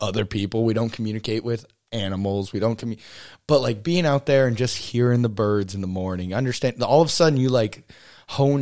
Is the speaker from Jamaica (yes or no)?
no; Texas, United States; now in Alaska, United States; Growing up in Texas, it was way different, but it was like we hunt and fish, and we only ate venison growing up